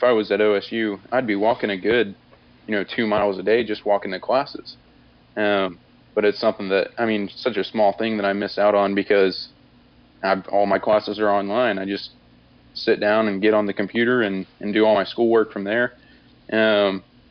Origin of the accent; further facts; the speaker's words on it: Muskogee, Oklahoma, United States; I'm from Muskogee, Oklahoma